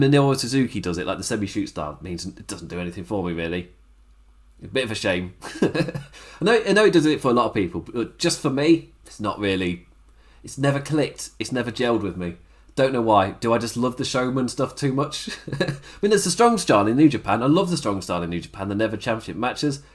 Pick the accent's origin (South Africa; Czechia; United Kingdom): United Kingdom; England; I'm English